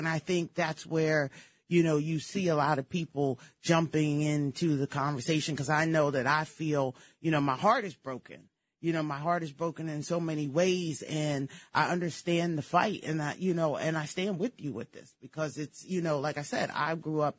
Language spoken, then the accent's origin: English; Cherry Hill, New Jersey, United States; moved away; also born or lived in Harlem, New York; I grew up in Cherry Hill, New Jersey. Very pro-Israel.